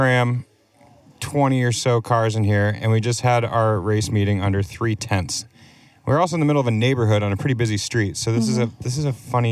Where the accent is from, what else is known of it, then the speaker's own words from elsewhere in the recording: New Hampshire, United States; moved away as an adult; now in Vermont, United States; I'm from New Hampshire